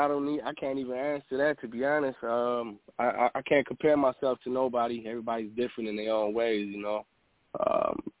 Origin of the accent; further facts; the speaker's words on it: Chicago, Illinois, United States; also born or lived in San Diego, California; I moved back to Chicago where my family originally was at prior to me being born in San Diego. I kind of grew up in the city life